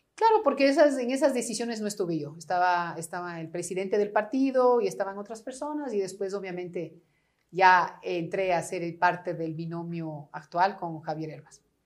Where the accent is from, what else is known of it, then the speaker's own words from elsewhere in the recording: La Floresta, Pichincha, Ecuador; la casa de la floresta que te digo, donde yo nací